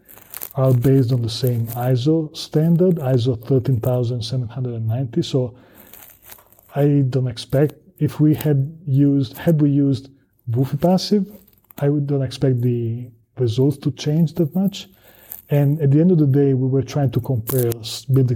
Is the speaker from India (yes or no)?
no; Italy; moved away as an adult; now in United States; I'm from Southern Europe, I'm from Italy